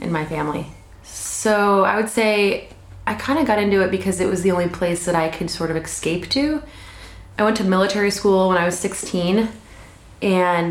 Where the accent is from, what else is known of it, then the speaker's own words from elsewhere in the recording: Alaska, United States; I was born and raised here in Alaska